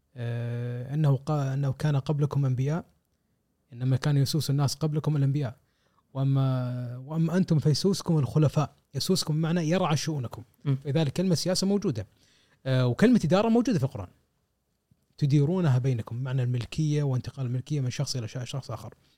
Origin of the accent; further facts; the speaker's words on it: Kuwait; عندنا في الكويت